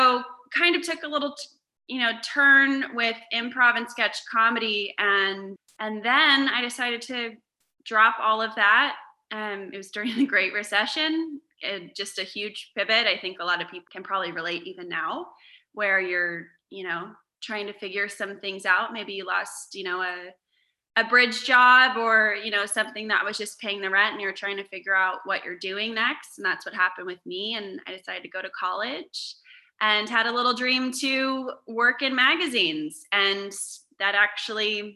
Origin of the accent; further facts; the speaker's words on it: Vacaville, California, United States; moved away; also born or lived in Los Angeles; I'm originally from Northern California, a little town called Vacaville in between Sacramento and San Francisco.